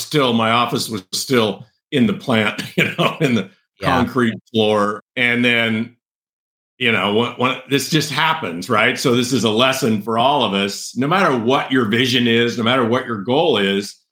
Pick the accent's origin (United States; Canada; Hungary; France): United States; San Joaquin Valley, central California; I grew up in a farming community, ranching farming community on a big cattle ranch / row crop farm in central California, the San Joaquin Valley, in the foothills below Yosemite